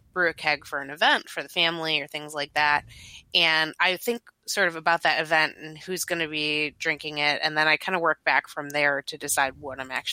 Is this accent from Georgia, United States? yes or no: no; Chicago, Illinois, United States; moved away; also born or lived in Milwaukee area, Wisconsin; I grew up in Chicago, and then I moved to Milwaukee area